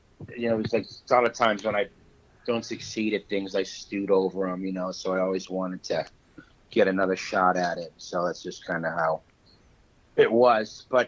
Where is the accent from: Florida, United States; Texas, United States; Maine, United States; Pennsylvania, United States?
Florida, United States; Orlando; he actually lifted in the WPO meet from my hometown, the first one I ever had in Orlando.